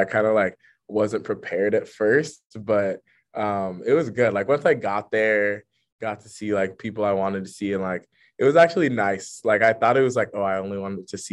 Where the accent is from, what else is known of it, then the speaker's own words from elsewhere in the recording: Sacramento, California, United States; first language English; moved away as an adult; also born or lived in New Haven, Connecticut; now in San Francisco, United States; I'm from Sacramento, California, the great capital of California. My family's from Ghana, so that's always been a big part of my upbringing, which has been great. Lived in Sacramento my whole life